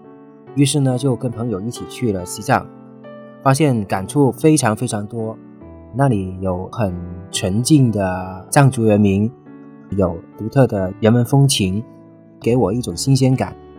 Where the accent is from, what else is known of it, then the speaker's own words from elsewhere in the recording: China; 我说我是来自中国